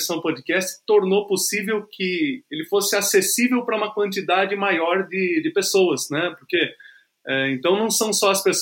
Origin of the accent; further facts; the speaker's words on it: Porto Feliz, São Paulo, Brazil; Porque eu sou de Porto Feliz. Porto Feliz é uma cidade próxima a Sorocaba, próxima a São Paulo, fica a 120 quilômetros de São Paulo, mas é uma cidadezinha do interior